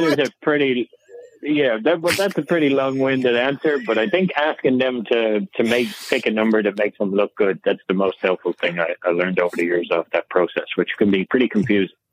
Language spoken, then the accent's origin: English; Ireland; now in United States; I'm from Ireland